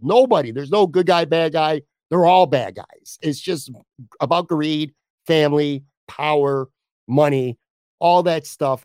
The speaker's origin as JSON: {"language": "English", "town": "Buffalo", "region": "New York", "country": "United States", "tie": "born or raised there", "said": "I grew up on the West Side of Buffalo"}